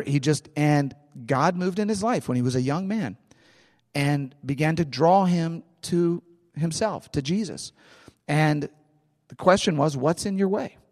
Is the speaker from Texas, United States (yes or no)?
no; St. Louis, Missouri, United States; I am from St. Louis. I love St. Louis. I'm a St. Louis guy. I grew up in St. Louis.